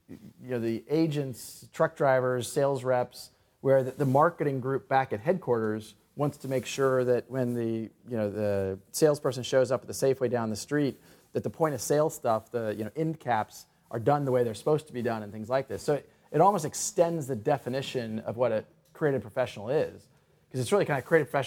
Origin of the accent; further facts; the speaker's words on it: Kansas, United States; now in Silicon Valley, United States; I grew up in Kansas